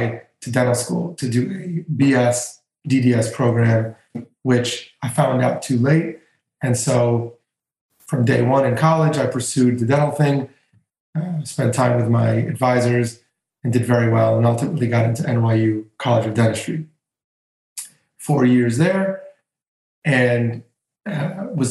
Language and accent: English; Greece; moved away; in my home country, in Greece